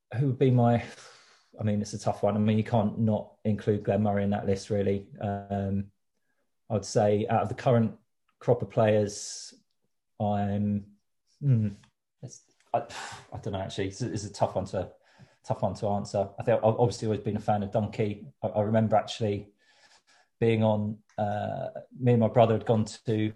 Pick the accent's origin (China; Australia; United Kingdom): United Kingdom; Worthing, South East England; now in London, United Kingdom; I grew up in Worthing